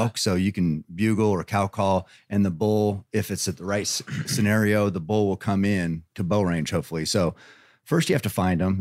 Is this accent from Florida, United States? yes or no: no; Eugene, Oregon, United States; I'm from Oregon